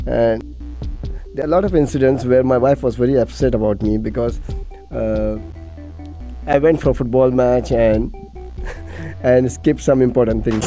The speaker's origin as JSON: {"language": "English", "region": "Dubai", "country": "United Arab Emirates", "tie": "born or raised there", "said": "I'm born and brought up in Dubai"}